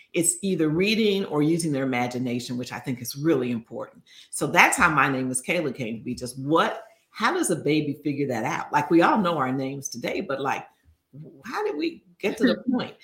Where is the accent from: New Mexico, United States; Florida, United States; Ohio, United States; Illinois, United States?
Illinois, United States; Chicago; growing up in Chicago